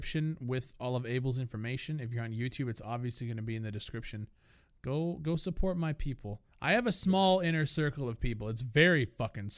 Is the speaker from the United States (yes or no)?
no; Canada; I'm from from Canada